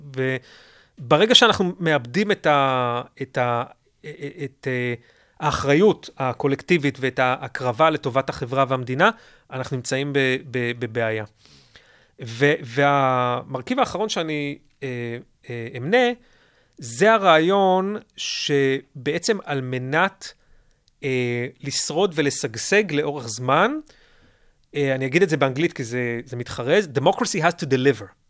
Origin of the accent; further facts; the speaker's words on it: Israel; פה אצלנו בישראל